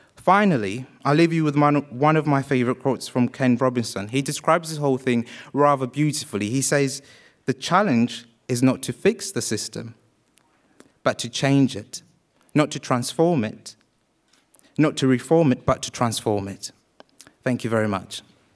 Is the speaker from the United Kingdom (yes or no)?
yes; Wales, United Kingdom; also born or lived in Uganda; I was born in Uganda and raised in Wales